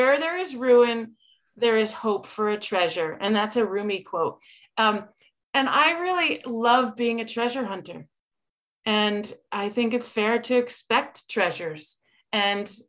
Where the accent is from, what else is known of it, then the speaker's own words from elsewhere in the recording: Berlin, Connecticut, United States; I grew up in Berlin